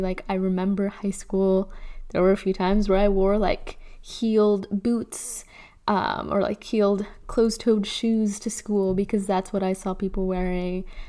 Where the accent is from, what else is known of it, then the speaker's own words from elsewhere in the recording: Chicago, Illinois, United States; I'm born and raised in Chicago